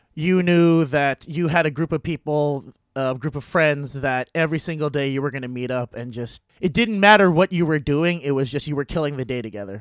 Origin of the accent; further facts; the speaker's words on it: San Diego, California, United States; moved away as an adult; now in Boston, United States; growing up in San Diego